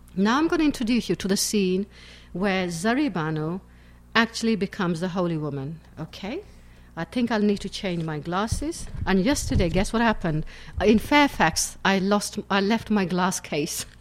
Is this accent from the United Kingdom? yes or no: yes; England, United Kingdom; also born or lived in Pakistan; I live in England. I, I came from Pakistan to England at the age of eight, so I've lived all my life practically in England.